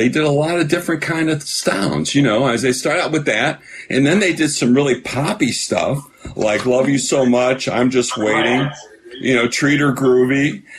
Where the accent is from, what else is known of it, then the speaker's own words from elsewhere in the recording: Chicago, Illinois, United States; Because I grew up, listen, I'm from Chicago